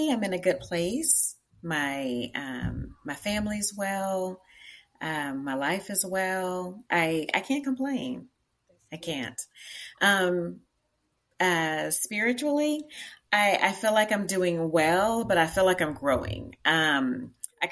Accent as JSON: {"language": "English", "town": "Tyler", "region": "Texas", "country": "United States", "also_born_or_lived": "Houston, Texas / Prairie View, Texas", "moved": "as an adult", "lives_now": "Richmond, United States", "said": "I am from East Texas. I'm from Tyler, Texas, not too far from Dallas"}